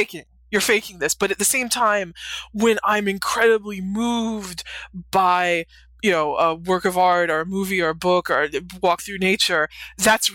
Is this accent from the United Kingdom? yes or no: no; Western North Carolina, United States; I grew up in Western North Carolina, so I grew up in the Bible Belt